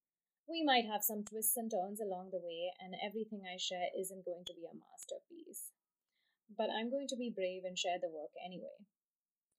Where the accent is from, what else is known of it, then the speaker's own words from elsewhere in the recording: Mumbai, Maharashtra, India; moved away; my hometown of Bombay